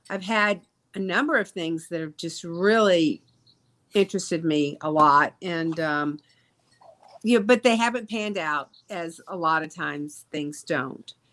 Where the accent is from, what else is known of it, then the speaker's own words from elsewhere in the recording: Jackson, Mississippi, United States; I've done my hometown. Come on now, Jackson.